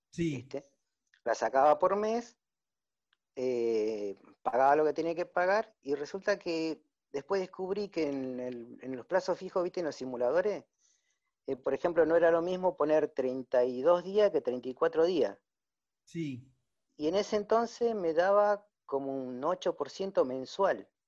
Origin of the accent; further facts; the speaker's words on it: Tucumán, Argentina; born there; now in Mar del Plata, Argentina; nací en Tucumán, pero estoy viviendo en Mar de Plata.